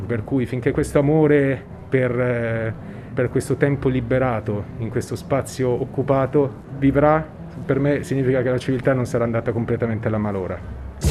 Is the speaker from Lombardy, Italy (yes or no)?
yes; Milan, Lombardy, Italy; now in Rome, Italy; sono cresciuto a Milano poi in realtà anche se vengo